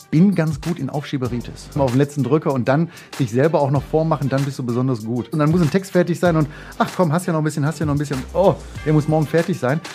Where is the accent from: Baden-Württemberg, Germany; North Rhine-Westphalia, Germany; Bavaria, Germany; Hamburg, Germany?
North Rhine-Westphalia, Germany; Mülheim an der Ruhr; also born or lived in Essen; aufgewachsen in Mülheim an der Ruhr, äh, Heißen